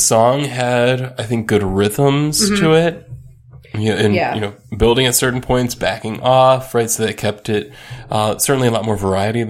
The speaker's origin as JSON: {"language": "English", "country": "United States", "said": "We're American."}